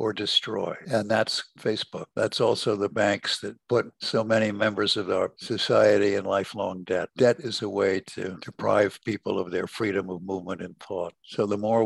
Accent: California, United States; growing up in California

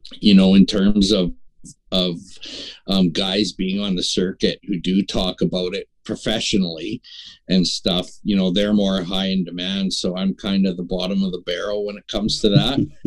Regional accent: Prince Albert, Saskatchewan, Canada; now in North Battleford, Canada; I was born and raised in Prince Albert

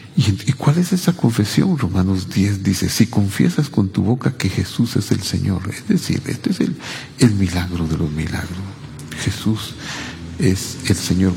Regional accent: Cabricán, Quetzaltenango, Guatemala; la iglesia presbiteriana de mi pueblo, Cabricán, que es Altenango

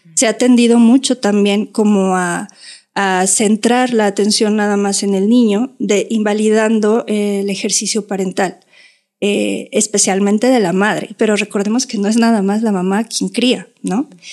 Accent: Mexico; éramos así como 30 mexicanas

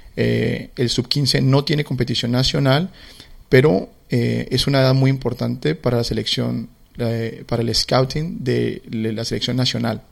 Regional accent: Cali, Valle del Cauca, Colombia; moved away as an adult; now in Melbourne, Australia; yo como caleño, a mí la salsa eh, pues, es, es, algo muy, mm, digamos, muy natural para nosotros, eh, la salsa. Eh, y, y, bueno, así crecí yo

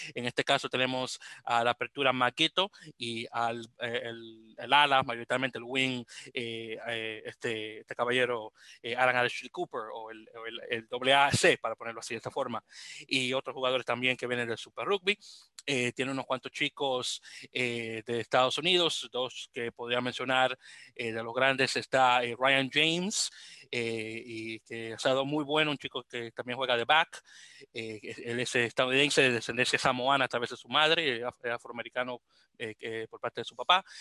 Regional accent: Dominican Republic; now in New York, United States; como buen dominicano que soy

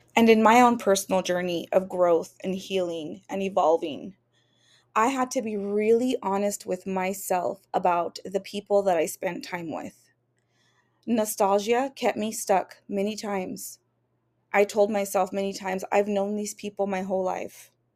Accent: Washington, United States; moved away as an adult; now in Tucson, Arizona, United States; I'm from Washington State

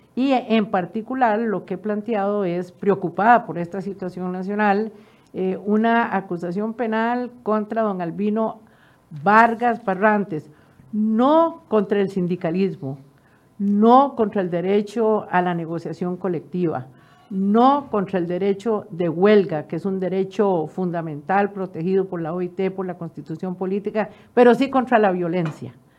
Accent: Costa Rica; como ciudadana costarricense

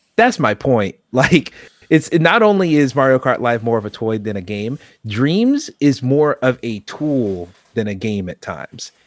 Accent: United States; I am American

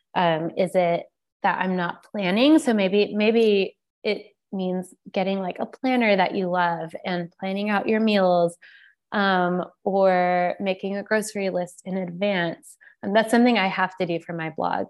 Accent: the South, United States; I grew up in the South, but I didn't grow up on Southern food

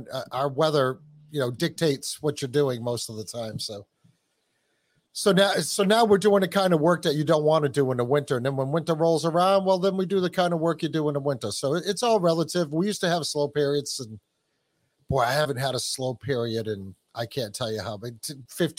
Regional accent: New England, United States; I've been in New England since I was like 4 years old

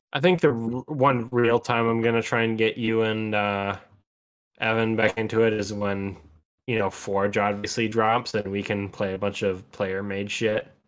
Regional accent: Wisconsin, United States; we're from Wisconsin

